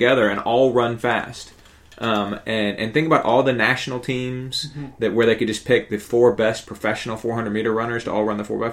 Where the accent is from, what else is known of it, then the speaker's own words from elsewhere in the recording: Marietta, Georgia, United States; I'm from Marietta